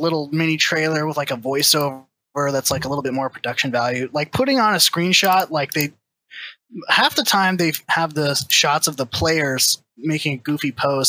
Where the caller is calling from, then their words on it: Santa Clarita, California, United States; I'm calling from Santa Clarita, California.